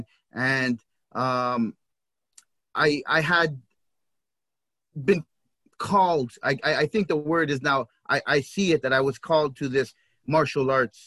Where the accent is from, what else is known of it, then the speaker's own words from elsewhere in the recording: Toronto, Ontario, Canada; I grew up in the Regent Park neighborhood of Toronto.